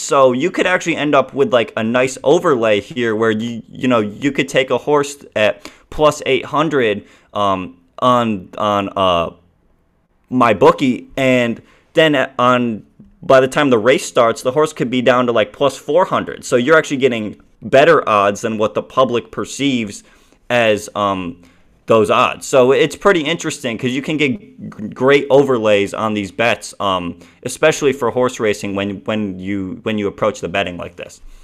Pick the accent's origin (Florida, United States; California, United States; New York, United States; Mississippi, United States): New York, United States; Saratoga Springs; I am from Saratoga Springs, N, New York. Um, that's where I've lived my entire life. That's where I grew up